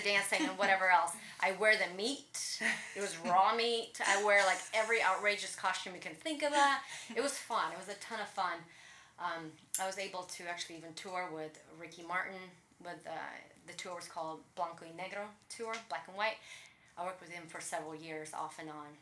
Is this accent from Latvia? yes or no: yes; Riga, Latvia; moved away; I grew up in Riga, Latvia, Eastern Europe. I speak Russian back in the day, it was all Russia.